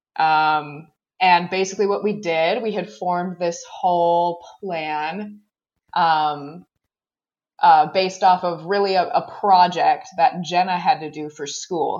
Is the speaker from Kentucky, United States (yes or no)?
no; Racine, Wisconsin, United States; also born or lived in Eau Claire, Wisconsin; I joined the club junior program. Um, and that was in, in Racine, Wisconsin.